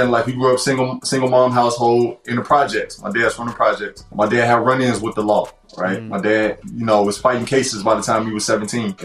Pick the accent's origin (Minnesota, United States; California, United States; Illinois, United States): Illinois, United States; Chicago; Born and raised Southside, never ever in the suburbs, always in the city